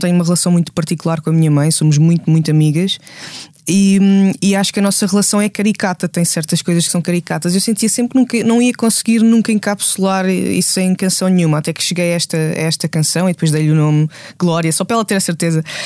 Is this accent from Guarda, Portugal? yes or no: yes; Gouveia, Guarda, Portugal; first language Portuguese; moved away; onde eu cresci, em Gouveia